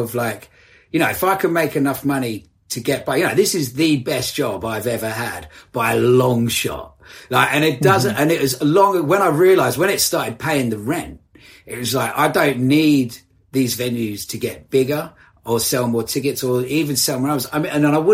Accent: Essex, East of England, United Kingdom; I grew up in Essex

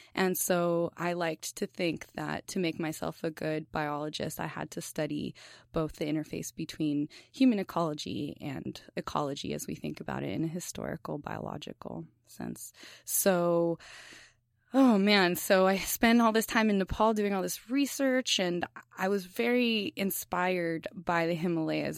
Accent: Los Angeles, California, United States; moved away; I'm from East L A in Southern California

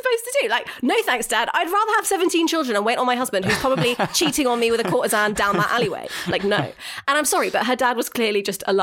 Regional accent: United Kingdom; I'm so British.

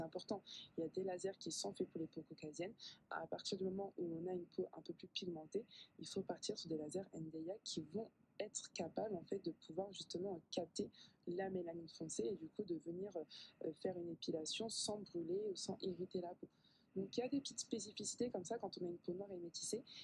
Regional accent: a small village in the south of France, southern France, France; moved away as an adult; also born or lived in Paris, France / Congo (ancestry); now in Martinique; j'ai grandi en fait dans un petit village dans le sud de la France

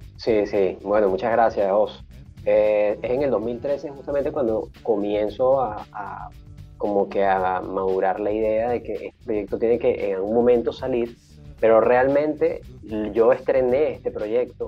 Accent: Caracas, Capital District, Venezuela; moved away; nací en el, 79, eh, en la ciudad de Caracas.

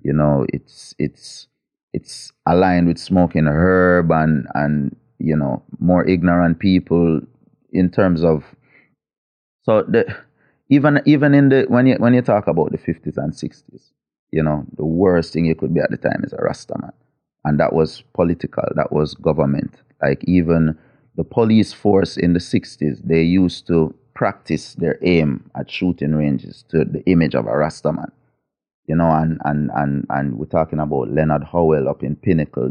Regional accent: Kingston, Jamaica; I grew up in an area called Mona, which is near to Papi, near to the University of the West Indies

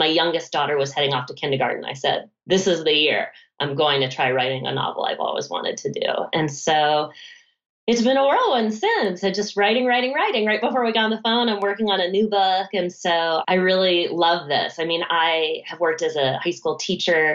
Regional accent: Concord, Massachusetts, United States; I grew up right outside of Concord, Massachusetts, which is home of the Alcotts

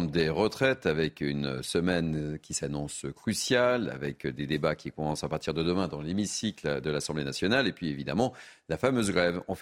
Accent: Paris, Île-de-France, France

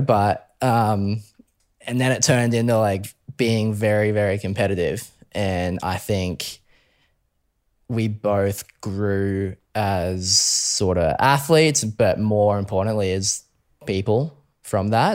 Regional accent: Brisbane, Queensland, Australia; Brisbane boy, born and raised. Um, always grew up in Brisbane

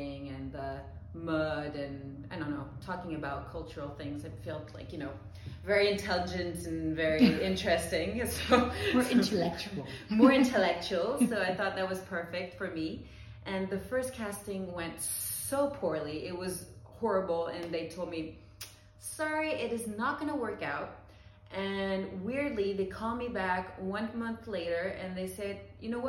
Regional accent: Paris, Île-de-France, France; also born or lived in New York, United States; I'm born and raised in Paris

